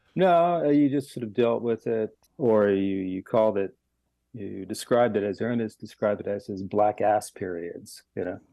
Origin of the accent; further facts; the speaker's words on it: Miami, Florida, United States; moved away; I was born and raised in Miami